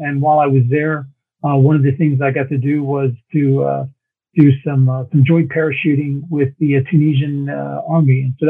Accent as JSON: {"language": "English", "town": "Fort Leavenworth", "region": "Kansas", "country": "United States", "tie": "born there", "said": "Yeah, well, I was born in Fort Leavenworth, Kansas."}